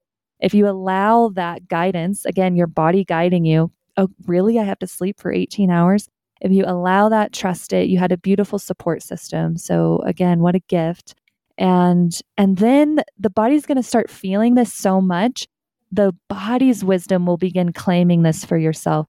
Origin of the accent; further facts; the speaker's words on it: Kansas, United States; moved away as an adult; now in Colorado, United States; I grew up in Central America, not the US, so in Kansas. And so Midwest